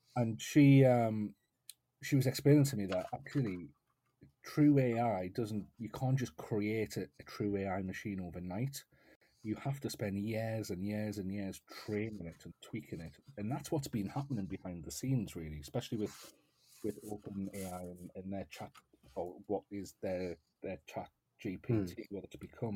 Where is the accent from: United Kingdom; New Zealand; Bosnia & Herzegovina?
United Kingdom; North East England; I'm based in the northeast of England